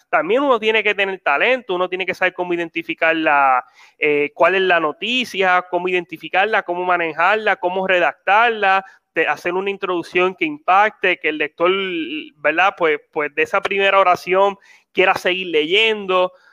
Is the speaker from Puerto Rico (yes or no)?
yes; Puerto Rico; nosotros somos puertorriqueños